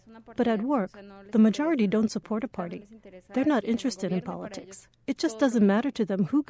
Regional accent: Torreón, Coahuila, Mexico; I'm from Torreón, where there's a lot of violence, and yeah, I know how they kill innocent people.

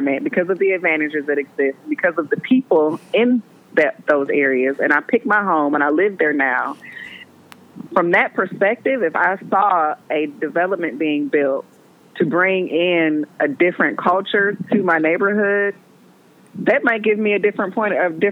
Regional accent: Milwaukee, Wisconsin, United States; also born or lived in Brown Deer, Wisconsin; I grew up in Hillside because that's where New Concept was.

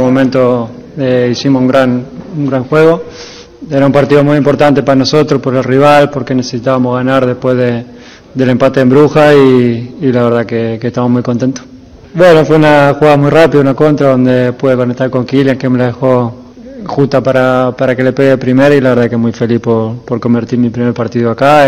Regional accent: Dominican Republic; como dominicanos que nosotros somos un país que exporta muchos muchas personas a otros países

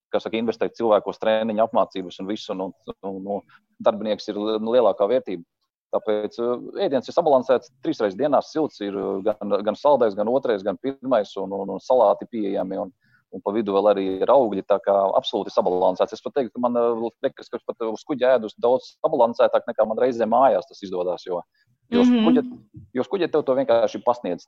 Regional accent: Ainaži, Limbaži Municipality, Latvia; Ainažu ir mana dzimtā pilsēta.

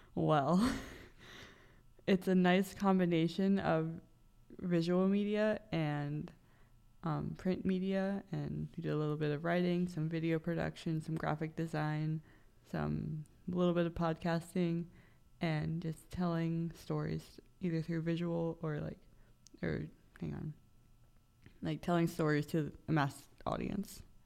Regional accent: Bel Air, Maryland, United States; moved away as an adult; now in Frederick, United States; I am from Bel Air, Maryland, so that's about an hour and a half drive pretty much straight east

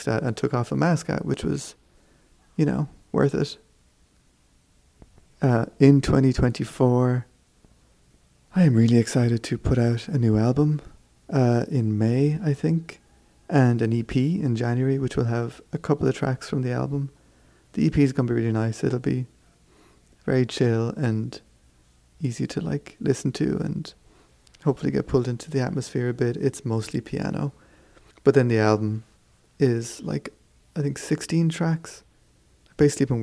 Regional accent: Kerry, Munster, Ireland; moved away; We're from Kerry

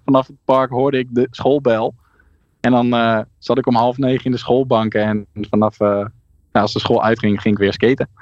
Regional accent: South Holland, Netherlands; ik kwam natuurlijk uit Zuid-Holland

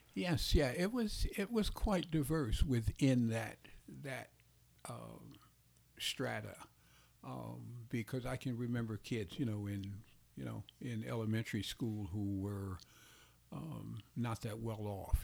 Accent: Chicago, Illinois, United States; I grew up on the west side of Chicago

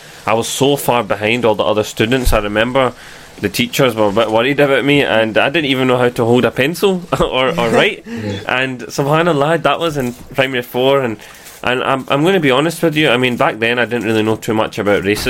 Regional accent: Glasgow, Scotland, United Kingdom; born or raised there

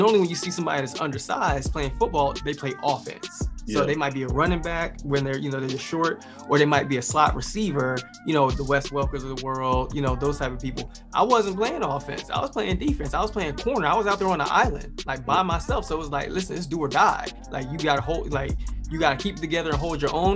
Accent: East Windsor, New Jersey, United States; New Jersey, born and raised

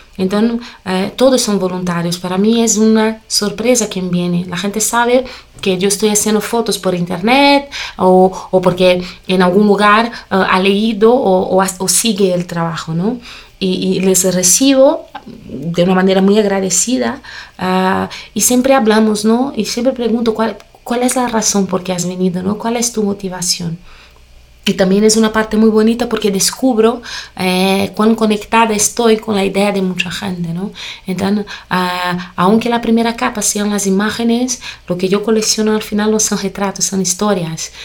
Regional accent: Brazil; Spanish is a second language; yo nací en una familia muy colorida, ¿no? Una familia brasileña

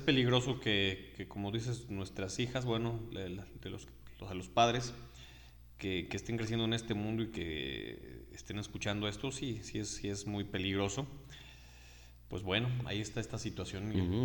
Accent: Mexico; nosotros como mexicanos

